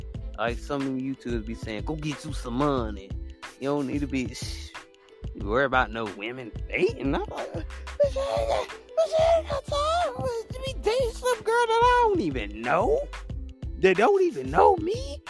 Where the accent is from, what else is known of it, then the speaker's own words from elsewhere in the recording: Chicago, Illinois, United States; I see you from Chicago. I'm from Chicago too.